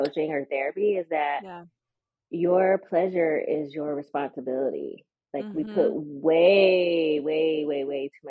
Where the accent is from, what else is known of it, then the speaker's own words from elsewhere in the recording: the South, United States; growing up in the South. And for me, I was a church girl